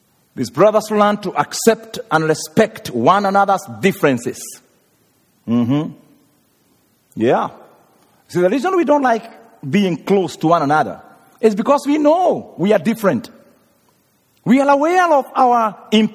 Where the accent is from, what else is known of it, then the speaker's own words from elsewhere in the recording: Kenya; moved away; I come from Africa, and some places there people are very hungry. Even Kenya, right now we have drought of 2 years, no rain